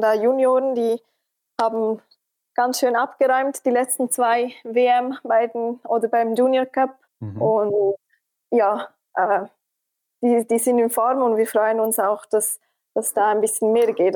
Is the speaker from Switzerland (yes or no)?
yes; Switzerland; als Schweizerin